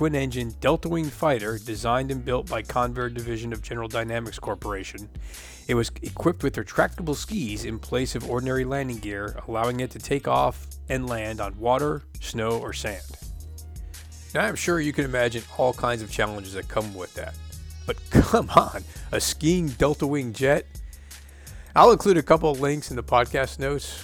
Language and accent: English; Florida, United States; I grew up in Florida